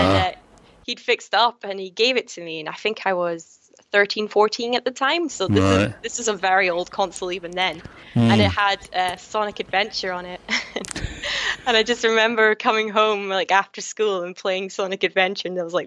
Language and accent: English; near Dundee, Scotland, United Kingdom; I went to an open day at the University of Abertay, which is near my hometown